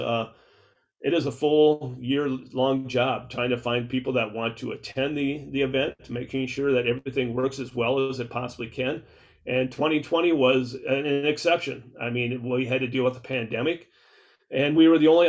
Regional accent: Southwest Minnesota, United States; growing up in Southwest Minnesota, I can remember the mom and pop bait shops that we used to go to in Worthington

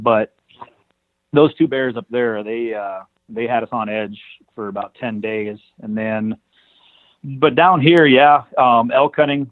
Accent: northwestern Montana, United States; I'm from here, Montana, um, the northwestern part of the state

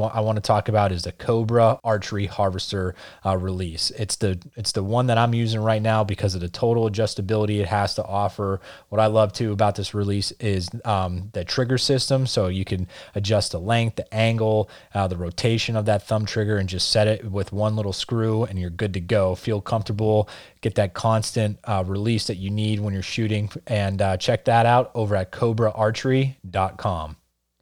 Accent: Northeast Pennsylvania, United States; I grew up in Northeast PA, so not too far from you guys.

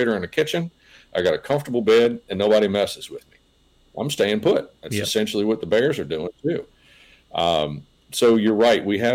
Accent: south end of Nelson County, Virginia, United States; When I was a kid growing up in South End of Nelson County

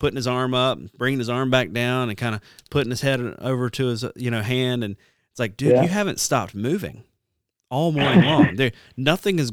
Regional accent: the South, United States; growing up in the South

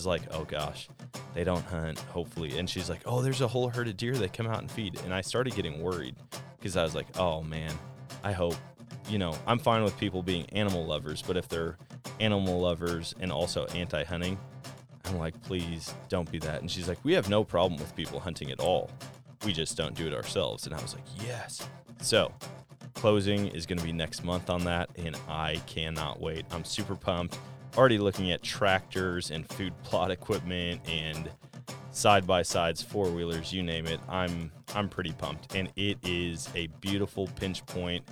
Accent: Wisconsin, United States; moved away; Wisconsin. That's like my home state

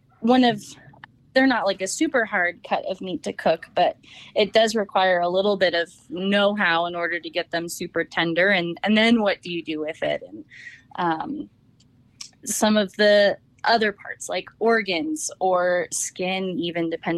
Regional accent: Napa, California, United States; now in Colorado, United States; I grew up in Napa

